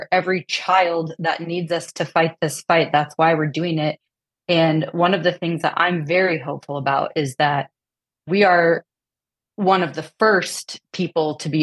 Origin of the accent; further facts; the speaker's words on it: Midwest, United States; now in Austin, Texas, United States; We're from the Midwest. We come from conservative families.